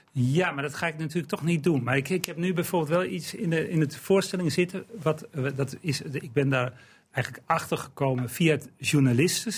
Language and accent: Dutch; Eelde, Drenthe, Netherlands; ik ben opgegroeid in Eelde